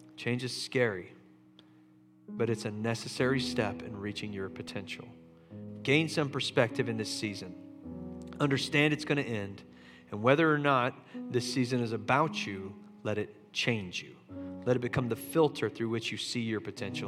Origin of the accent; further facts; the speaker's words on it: Charleston, United States; moved away; my hometown of Charleston